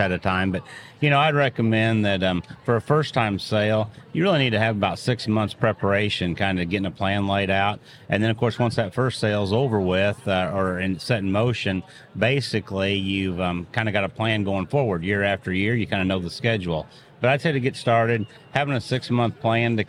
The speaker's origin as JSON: {"language": "English", "region": "Indiana", "country": "United States", "tie": "born or raised there", "moved": "as an adult", "lives_now": "Oklahoma, United States", "said": "I was born and raised in Indiana, third generation Angus breeder, but I've lived in Oklahoma basically since I started school at Oklahoma State."}